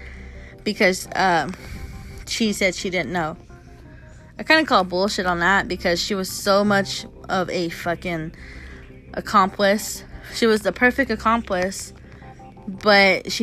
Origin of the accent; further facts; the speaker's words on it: New Mexico, United States; I am from New Mexico